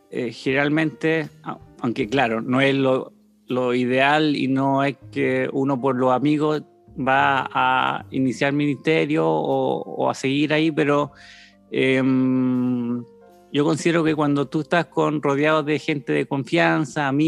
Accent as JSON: {"language": "Spanish", "region": "Antofagasta", "country": "Chile", "tie": "born there", "also_born_or_lived": "Tocopilla / Chañaral / Loncoche / Coyhaique", "said": "nací en Antofagasta, pero vivíamos en Tocopilla, ¿ya? Eh, después vivimos en Antofagasta, Chañaral, y de ahí tuvimos como un cambio grande a Loncoche, después Coyhaique"}